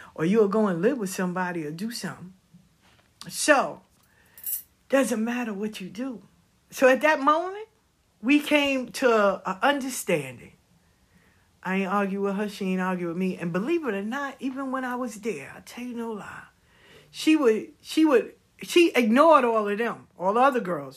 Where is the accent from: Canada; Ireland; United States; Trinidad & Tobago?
United States; the South; I'm from the South.